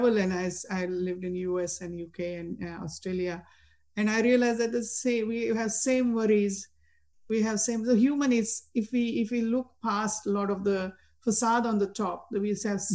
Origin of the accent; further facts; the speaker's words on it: India; Growing up in India, I had friends from all religions